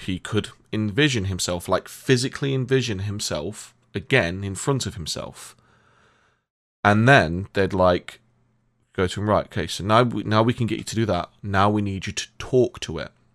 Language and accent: English; Nottingham, East Midlands, United Kingdom; my hometown, uh, at one point. They came to Nottingham